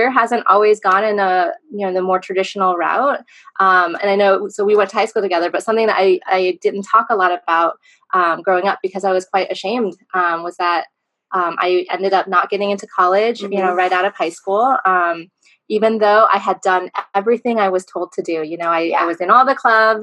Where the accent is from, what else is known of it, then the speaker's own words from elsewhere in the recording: San Diego, California, United States; I was born and raised in San Diego